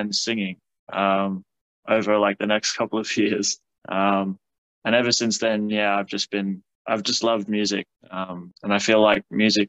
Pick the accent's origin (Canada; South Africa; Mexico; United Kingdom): South Africa; now in Canberra, Australia; I've been living in Canberra now for about 10 years. I'm from South Africa